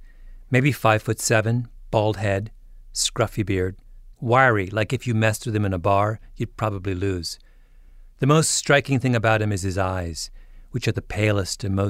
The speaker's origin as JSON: {"language": "English", "country": "Canada", "said": "I'm a Canadian"}